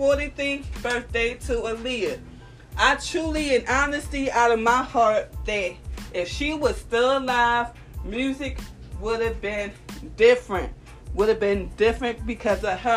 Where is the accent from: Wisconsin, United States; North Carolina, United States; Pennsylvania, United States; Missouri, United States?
Pennsylvania, United States; Philadelphia; I'm from North Philadelphia, born and raised